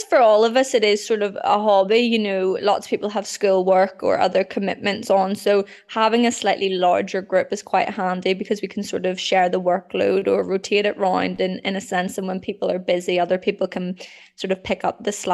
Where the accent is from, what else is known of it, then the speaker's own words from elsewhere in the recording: Northern Ireland, United Kingdom; I'm from Northern Ireland, so road racing growing up